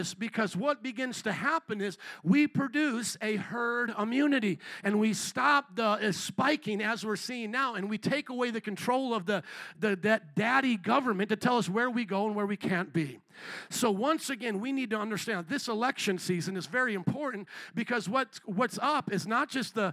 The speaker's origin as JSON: {"language": "English", "country": "United States", "said": "We as American citizens"}